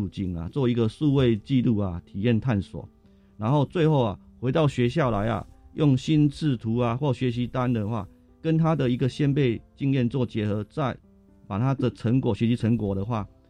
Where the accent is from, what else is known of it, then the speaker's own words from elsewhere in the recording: Kinmen County, Taiwan; 那我来自于金门啊，当然很多金门啊在这座岛屿上面啊，其实经过了整个时代的更迭的话，它是一个很多历史故事跟史迹的地方。